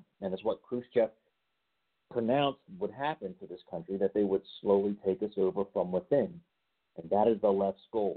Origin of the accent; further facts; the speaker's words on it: Baltimore, Maryland, United States; I am from the Baltimore area